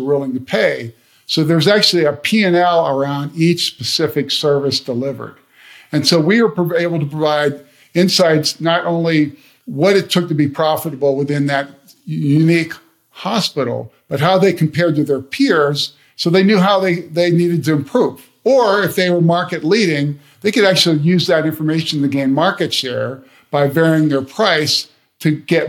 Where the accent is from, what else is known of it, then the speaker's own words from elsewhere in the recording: Canton, Ohio, United States; I grew up in Ohio